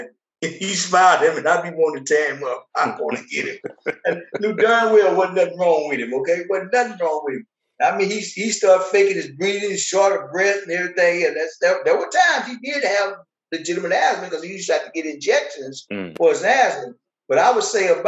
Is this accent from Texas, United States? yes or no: yes; Fort Worth, Texas, United States; also born or lived in Tyler, Texas; We moved from Tyler to Fort Worth in third grade. So the majority of my life from third grade up until this day has been Fort Worth.